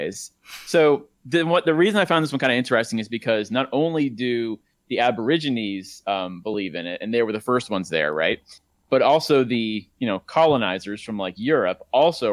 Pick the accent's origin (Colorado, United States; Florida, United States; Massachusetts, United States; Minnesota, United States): Florida, United States; born or raised there